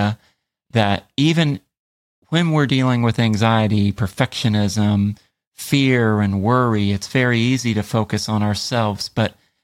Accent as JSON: {"language": "English", "country": "United States", "said": "I was like the only American in Lugo that day"}